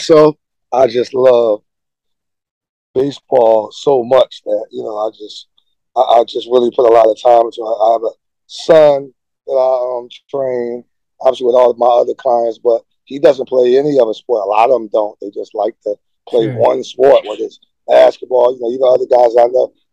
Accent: Philadelphia, Pennsylvania, United States; I'm from Philadelphia

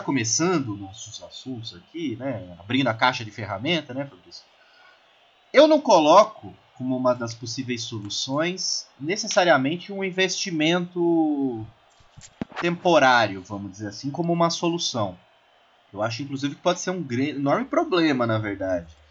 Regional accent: Brazil; a gente até como brasileiro

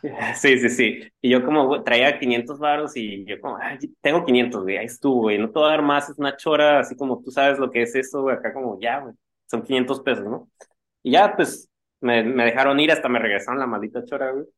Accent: Mexico; uno como mexicano

